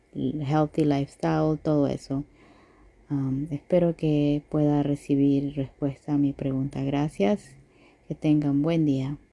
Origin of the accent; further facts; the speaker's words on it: Ecuador; also born or lived in Sonoma County, California; now in California, United States; soy de Ecuador, vivo en California, Sonoma County específicamente.